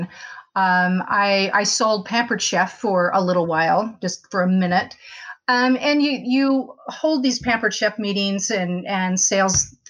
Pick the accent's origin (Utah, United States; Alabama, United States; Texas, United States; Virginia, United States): Utah, United States; Salt Lake City; now in Murray, United States; I grew up on the East Bench of Salt Lake